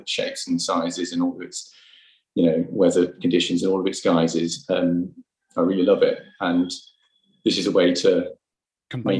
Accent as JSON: {"language": "English", "town": "Birmingham", "region": "West Midlands", "country": "United Kingdom", "tie": "born or raised there", "also_born_or_lived": "New Zealand", "moved": "yes", "lives_now": "Bristol, United Kingdom", "said": "I was brought up in Birmingham"}